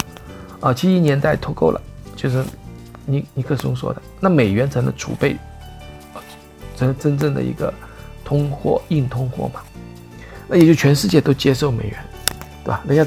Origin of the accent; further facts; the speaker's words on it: China; 美元呢，我们中国人又不流通不流通